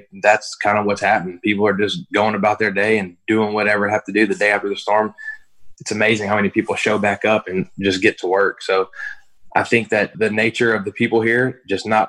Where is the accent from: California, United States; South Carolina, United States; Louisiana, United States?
Louisiana, United States; Lake Charles; born or raised there